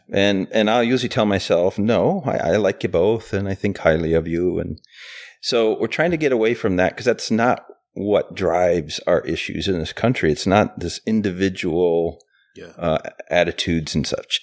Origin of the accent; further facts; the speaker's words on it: Chicago, Illinois, United States; I was born in Chicago